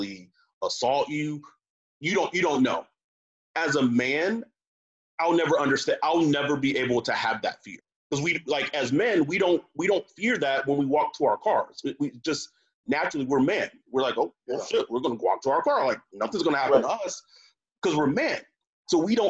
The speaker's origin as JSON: {"language": "English", "region": "Texas", "country": "United States", "moved": "yes", "lives_now": "California, United States", "said": "I'm from Texas"}